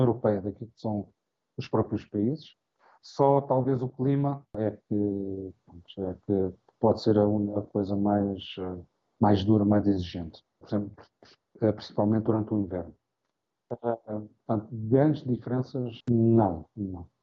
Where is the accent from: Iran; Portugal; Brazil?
Portugal; moved away as an adult; also born or lived in Angola; now in Saudi Arabia; quando eu saí de Angola em 2010, voltei para, para, Portugal